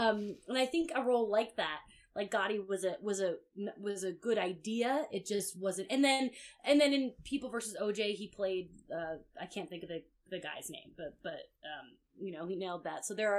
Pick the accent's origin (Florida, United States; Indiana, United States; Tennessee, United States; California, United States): Florida, United States; also born or lived in New Jersey; now in Los Angeles, United States; I grew up in Florida